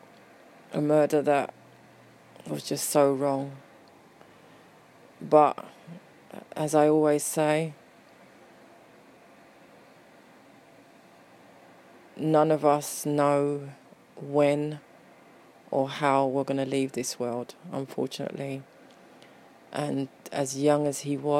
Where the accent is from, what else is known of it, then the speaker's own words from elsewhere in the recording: London, United Kingdom; I was born and bred in Peckham